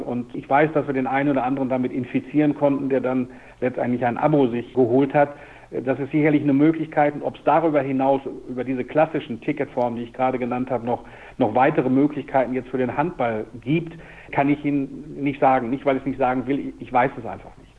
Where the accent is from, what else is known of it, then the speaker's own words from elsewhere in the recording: Dortmund, North Rhine-Westphalia, Germany; ich komme aus Dortmund, da gab es den TuS Wellinghofen, da gab es den USC Tier.